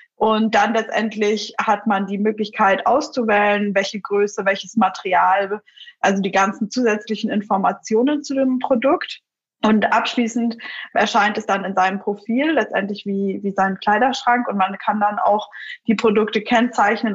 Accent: Munich, Bavaria, Germany; Ich bin selbst aus München

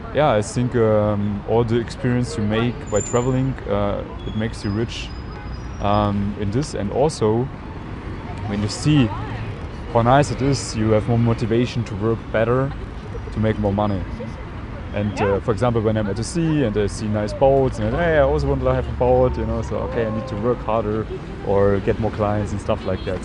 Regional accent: Germany; English is a second language; moved away; also born or lived in Vienna; a very cold, stiff German

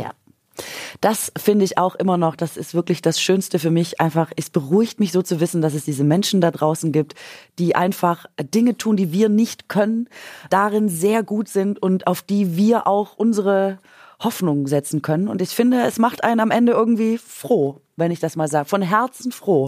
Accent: Gingen an der Brenz, Baden-Württemberg, Germany; accent: Swabian; es ist schon wieder meine Heimat

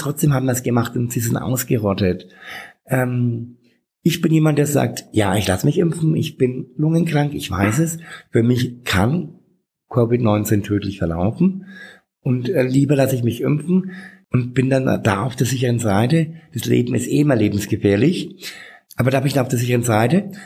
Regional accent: Bad Windsheim, Bavaria, Germany; now in Nuremberg, Germany; ich bin in Bad Windsheim aufgewachsen, ähm, das ist 50 Kilometer von hier

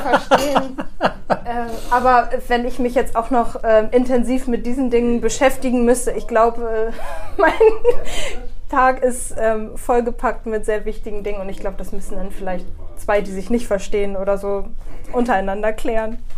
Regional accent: Bremerhaven, Bremen, Germany; ich wurde in Bremerhaven auch geboren

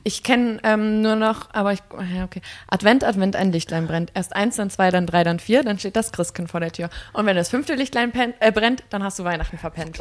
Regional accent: Mecklenburg-Vorpommern, Germany; ich komme aus Mecklenburg

